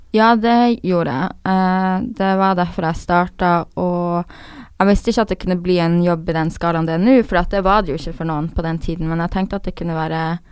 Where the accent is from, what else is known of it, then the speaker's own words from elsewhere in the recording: Harstad, Troms, Norway; moved away; jeg har alltid vært en person i Harstad, der jeg kommer fra, som er en liten